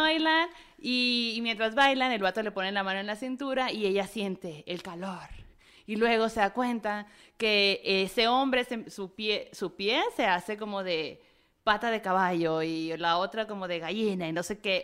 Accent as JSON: {"language": "Spanish", "region": "northern Mexico", "country": "Mexico", "said": "yo como norteña"}